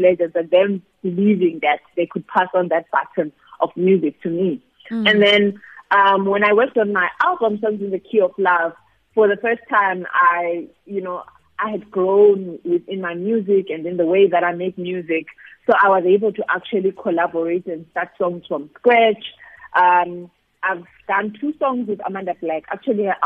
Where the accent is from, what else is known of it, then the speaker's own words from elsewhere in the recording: Zimbabwe; now in South Africa; I am originally from Zimbabwe